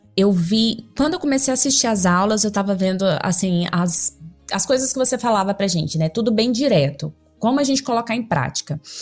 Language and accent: Portuguese; Goiânia, Goiás, Brazil; sou de Goiânia